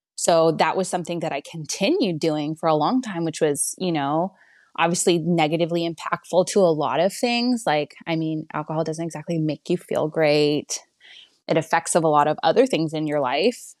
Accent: Canada; now in Texas, United States; I'm from Canada

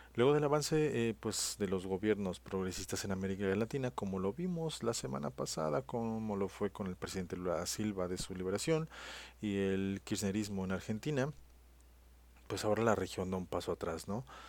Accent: Mexico; esos somos los mexicanos

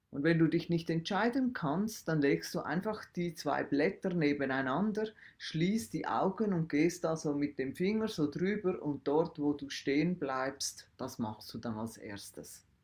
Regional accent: Switzerland; also in der einer Welt, wie wir als Schweizer leben, wo Milch und Honig und was auch immer fließen

